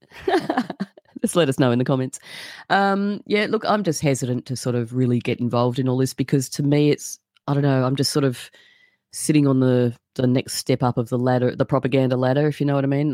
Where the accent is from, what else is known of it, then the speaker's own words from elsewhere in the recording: Australia; I'm just an Australian